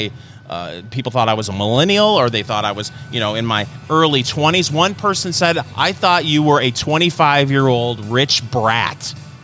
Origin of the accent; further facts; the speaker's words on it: Michigan, United States; accent: Michigan; moved away as an adult; now in Indiana, United States; people can pick the Michigan out of my voice still.